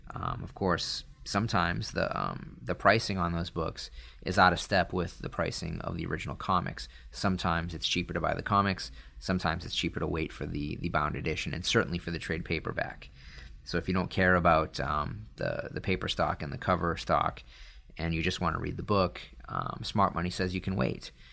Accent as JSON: {"language": "English", "region": "Northeast", "country": "United States", "tie": "born or raised there", "said": "I grew up in the Northeast"}